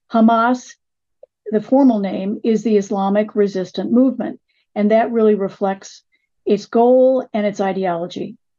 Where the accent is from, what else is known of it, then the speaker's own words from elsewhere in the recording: United States; as an American